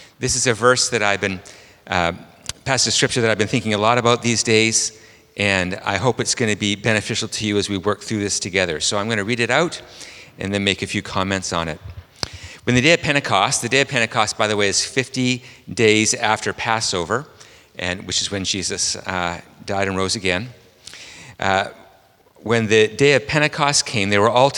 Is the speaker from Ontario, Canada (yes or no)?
no; Vancouver, British Columbia, Canada; I'm from Vancouver, Canada